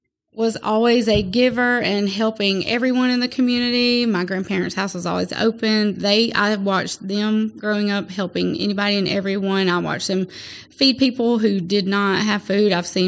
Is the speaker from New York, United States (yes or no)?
no; Atmore, Alabama, United States; and then I was raised in Atmore, so here, so I'm from this area.